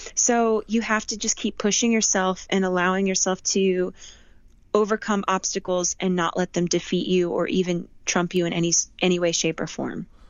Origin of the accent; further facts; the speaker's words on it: Las Vegas, Nevada, United States; also born or lived in Southern California / Boston; I moved to Vegas when I was 10.